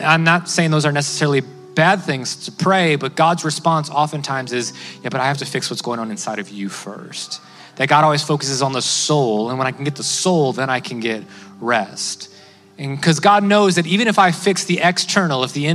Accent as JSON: {"language": "English", "town": "Cleveland", "region": "Ohio", "country": "United States", "said": "I come from Cleveland, Ohio"}